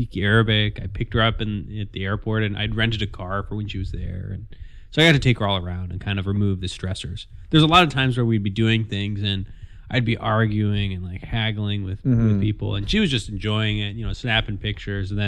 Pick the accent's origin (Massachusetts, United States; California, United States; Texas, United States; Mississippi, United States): California, United States; Orange County; moved away as an adult; also born or lived in Chicago / Middle East / Iraq / Boston; I grew up in Orange County, just south of here